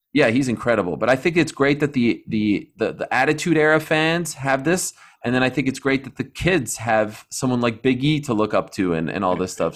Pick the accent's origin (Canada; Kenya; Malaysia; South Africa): Canada; I'm Canadian